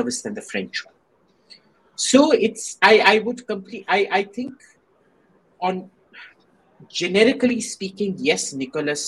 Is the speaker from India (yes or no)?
yes; India; growing up in India